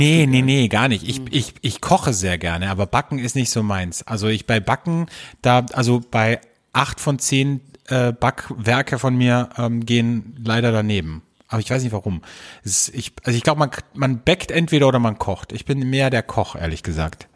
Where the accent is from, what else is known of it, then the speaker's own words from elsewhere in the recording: Austria; bei uns in Österreich